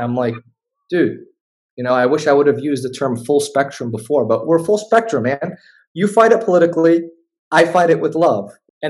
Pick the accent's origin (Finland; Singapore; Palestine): Palestine; Jerusalem; I'm from Jerusalem. Oh, I love Israel, dude. Like, yeah. I'm like, no, man, I'm Palestinian, you know